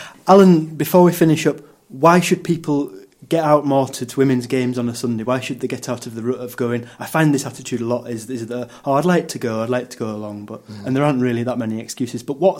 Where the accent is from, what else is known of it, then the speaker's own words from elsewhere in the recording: England, United Kingdom; as an Englishman